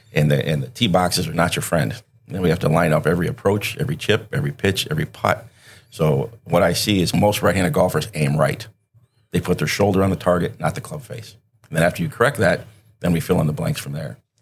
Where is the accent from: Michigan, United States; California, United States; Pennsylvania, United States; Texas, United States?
Michigan, United States; Benton Harbor; moved away as an adult; also born or lived in Wisconsin; I was born and raised in Benton Harbor, Michigan